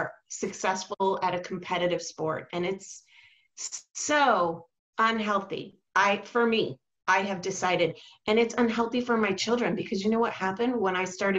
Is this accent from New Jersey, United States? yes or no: no; Orange County, California, United States; also born or lived in Portland suburbs; now in Portland, United States; I was raised in Orange County, California.